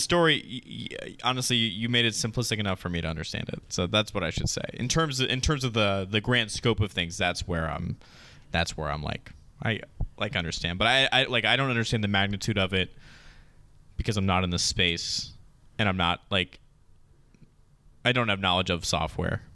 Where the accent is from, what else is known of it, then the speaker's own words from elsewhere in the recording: United States; as an American